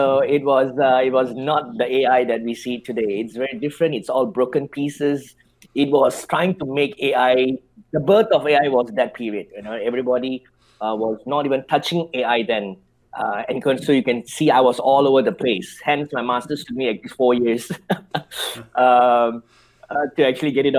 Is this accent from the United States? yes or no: no; Malaysia; born and bred in Malaysia.